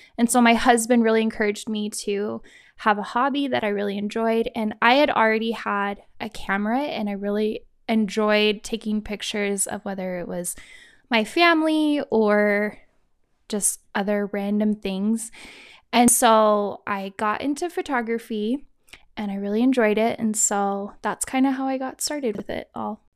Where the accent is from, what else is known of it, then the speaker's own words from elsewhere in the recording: Kansas, United States; moved away as an adult; also born or lived in Idaho; now in Utah, United States; I am originally from Kansas, and I was born and raised there. When I was eighteen, I moved to Idaho.